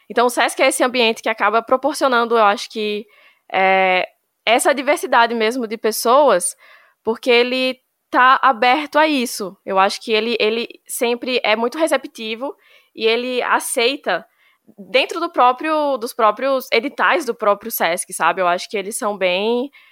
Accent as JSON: {"language": "Portuguese", "town": "Juazeiro", "region": "Bahia", "country": "Brazil", "tie": "born or raised there", "also_born_or_lived": "São Paulo", "said": "Eu nasci em São Paulo, eu vim para cá é, para a região do Vale de São Francisco, para Juazeiro especificamente, com sete anos de idade"}